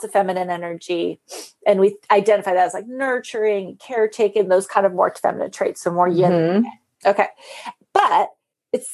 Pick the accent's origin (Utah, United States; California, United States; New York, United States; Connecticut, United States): California, United States; near San Francisco; when we grew up near San Francisco